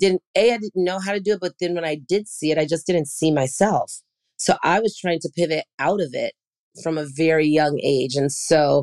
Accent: San Francisco, California, United States; I'm from San Francisco

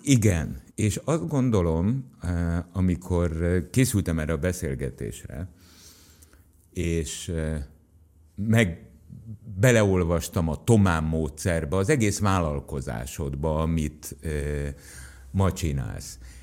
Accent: Tatabánya, Komárom-Esztergom, Hungary; Mind a ketten Tatabányán születtünk.

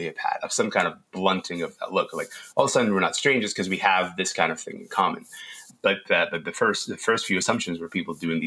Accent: Kingston, Ontario, Canada; also born or lived in Sudan; I grew up in Kingston after my family moved to Canada.

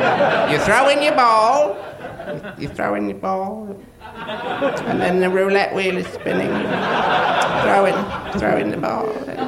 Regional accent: Northampton, East Midlands, United Kingdom; It is all that makes my stupid Northampton life worthwhile. I'm from Northampton.

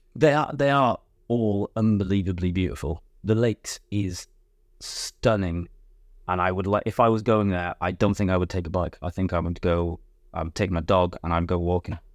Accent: Wales, United Kingdom; moved away; I'm from Wales

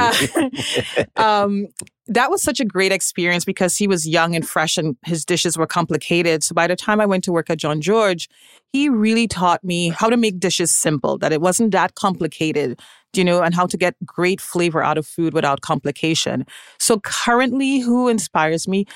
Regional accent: Trinidad & Tobago; moved away; I am originally from Trinidad and Tobago

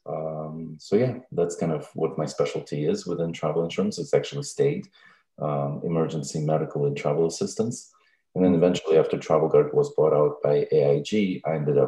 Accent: Russia; also born or lived in Stevens Point, Wisconsin / Brighton; now in Virginia, United States; I'm originally from Russia, and I speak Russian, English

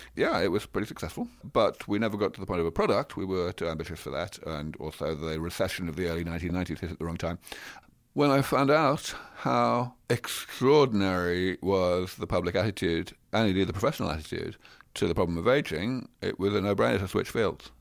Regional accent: London, United Kingdom; moved away as an adult; also born or lived in Cambridge, England; now in Silicon Valley, United States; I grew up in London. I spent maybe twenty-five or more years of my life in Cambridge, in England, and now I live here in Silicon Valley.

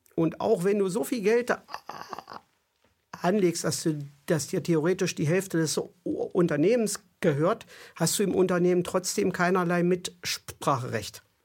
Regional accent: East Germany, Germany; Ich bin in der DDR groß geworden.

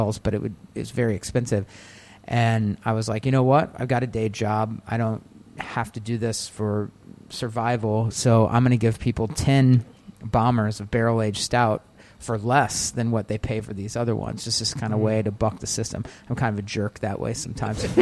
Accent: St. Louis, Missouri, United States; moved away as an adult; also born or lived in Chicago; now in Connecticut, United States; Growing up in St. Louis, Missouri, we had a lot of microbreweries

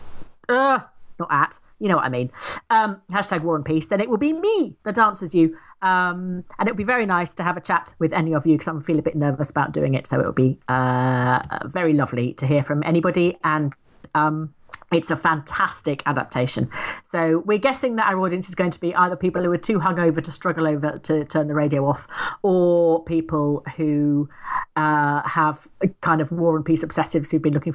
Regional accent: England, United Kingdom; I'm an English woman

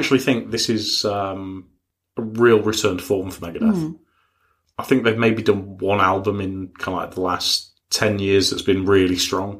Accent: United Kingdom; we're British

